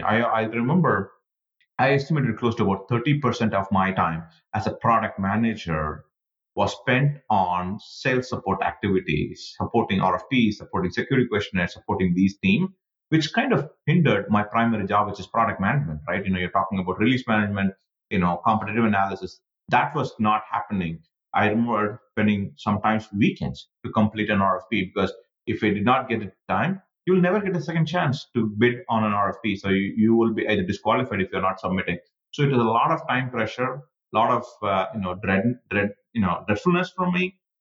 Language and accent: English; India; moved away as an adult; I was born and raised in India